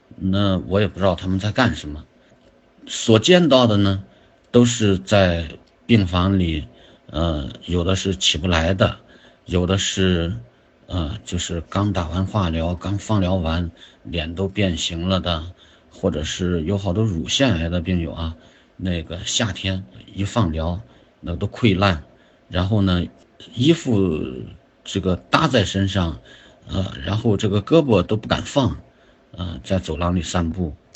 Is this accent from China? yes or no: yes; China; also born or lived in Zibo; 我们中国人